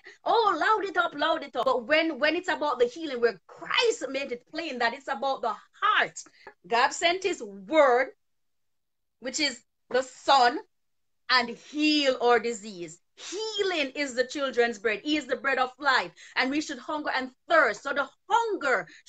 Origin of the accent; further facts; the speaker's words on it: Jamaica; I grew up in Jamaica learning this kind of a mentality